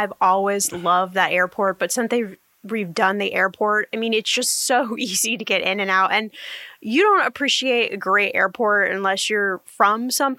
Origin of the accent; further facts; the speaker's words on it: Indianapolis, Indiana, United States; now in Los Angeles, United States; I was born in Indianapolis, and I'm a Hoosier. And, you know, we're just somebody from this crazy state in the middle of the country